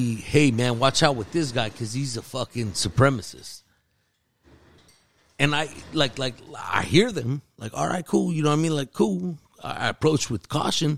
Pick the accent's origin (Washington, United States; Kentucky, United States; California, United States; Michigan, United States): California, United States; Central Valley; also born or lived in Los Angeles, California; I was raised in the Central Valley